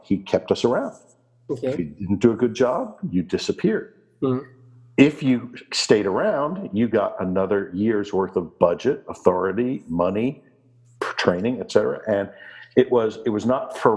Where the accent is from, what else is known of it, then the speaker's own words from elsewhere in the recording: Washington, District of Columbia, United States; moved away as an adult; now in Summerland, Canada; I was born and raised in Washington, D.C. in the United States